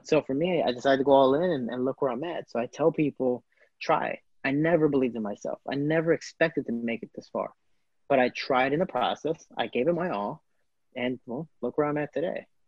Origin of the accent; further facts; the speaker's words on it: Chicago, Illinois, United States; also born or lived in Florida; I am from Chicago, Illinois